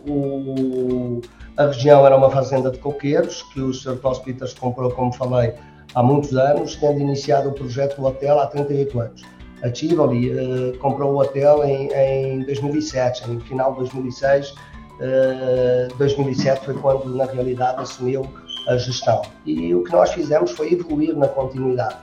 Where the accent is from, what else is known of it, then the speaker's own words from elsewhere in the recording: Portugal; accent: Portuguese; moved away as an adult; also born or lived in United States / Switzerland; como você já viu por este meu sotaque, eu sou português